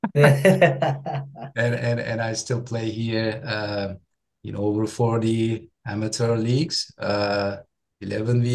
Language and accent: English; Istanbul, Turkey; English is a second language; moved away as an adult; now in Dallas, United States; I'm from Turkey. I was born and raised in Istanbul